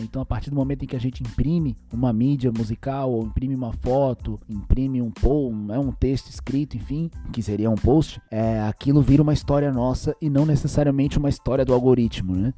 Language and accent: Portuguese; Brazil; Nós aqui que somos aqui do Brasil